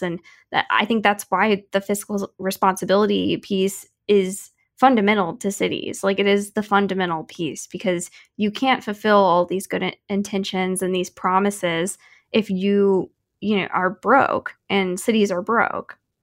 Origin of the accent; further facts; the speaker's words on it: Wildwood, Missouri, United States; moved away; my hometown of Wildwood, Missouri